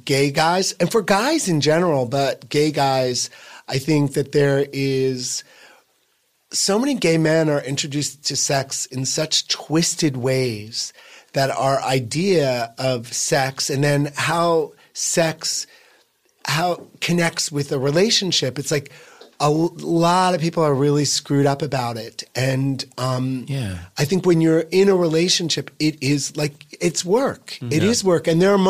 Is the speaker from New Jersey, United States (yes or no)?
yes; Boonton, New Jersey, United States; Northern Northwest, a town called Boonton.